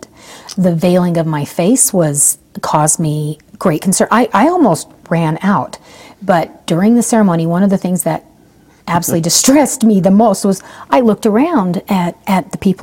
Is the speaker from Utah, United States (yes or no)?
yes; Provo, Utah, United States; also born or lived in Okinawa, Japan; I grew up in Provo.